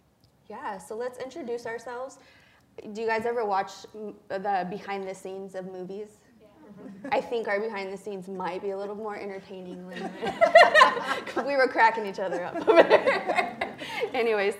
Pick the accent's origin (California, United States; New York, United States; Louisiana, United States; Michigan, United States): California, United States; Sacramento; am Ohlone and Esalen, an enrolled member in the Ohlone, Kosono, and Esalen Nation from the Greater Monterey Bay region. I was born and raised right here in Sacramento, pretty much adopted into some Miwok families from this area.